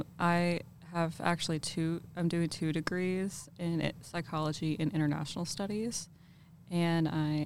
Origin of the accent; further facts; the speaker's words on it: Louisville, Kentucky, United States; I'm from Louisville, Kentucky